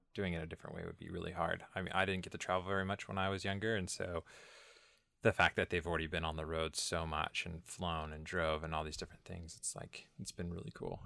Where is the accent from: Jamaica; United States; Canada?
United States; Northern California; moved away as an adult; originally I was born and raised in Northern California